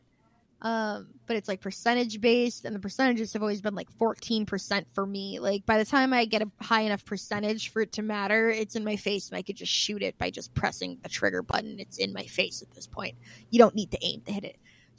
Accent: Midwest, United States; It sounds like I'm from the Midwest

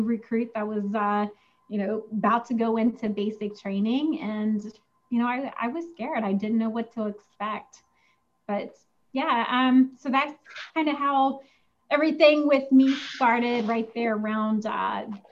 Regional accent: West Virginia, United States; growing up in West Virginia, we didn't have a lot of, you know, money

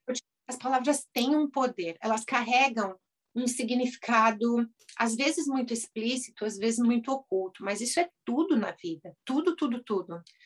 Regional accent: Brazil; moved away as an adult; now in United States; eu sou brasileira e lá no Brasil eu era cirurgião de, cirurgia dentista

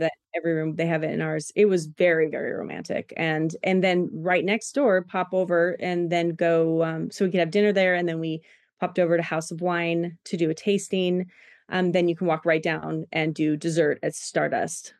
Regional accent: Washington, United States; now in Boise, United States; I'm from Washington

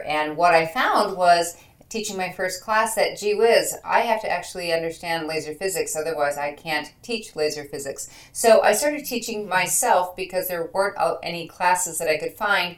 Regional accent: Michigan, United States; I am from Michigan.

